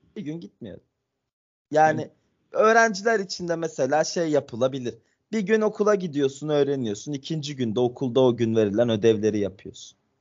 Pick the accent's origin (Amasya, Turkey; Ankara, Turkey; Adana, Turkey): Ankara, Turkey; Ben Ankaralıyım